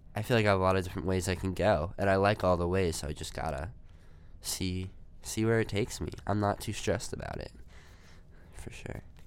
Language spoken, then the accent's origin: English; New Jersey, United States; I'm from New Jersey